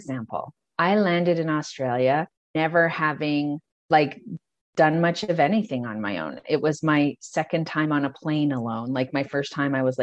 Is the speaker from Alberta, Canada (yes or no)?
yes; Calgary, Alberta, Canada; also born or lived in Sydney; I'm from Calgary and it was a pretty insular small town kind of vibe then